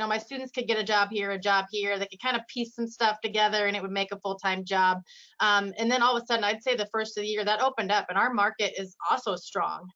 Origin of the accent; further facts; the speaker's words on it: Iowa, United States; I'm from Iowa, I'm um, born and raised here